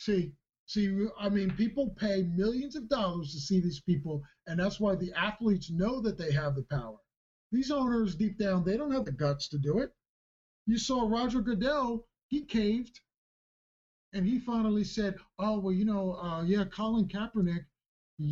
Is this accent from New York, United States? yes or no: no; Philadelphia, Pennsylvania, United States; I'm from Philadelphia